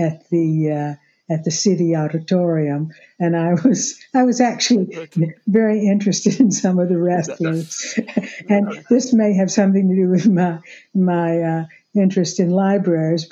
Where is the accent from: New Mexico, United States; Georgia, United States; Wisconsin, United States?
Georgia, United States; Macon; moved away as an adult; now in Atlanta, United States; I'm originally from Macon, Georgia, which, as you know, is about 100 miles south of here